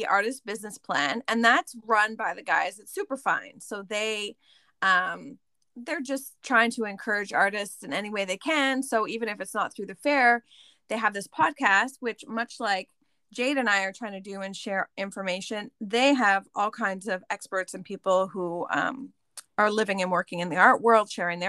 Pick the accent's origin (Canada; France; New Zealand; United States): Canada; I'm Canadian, we're like the same age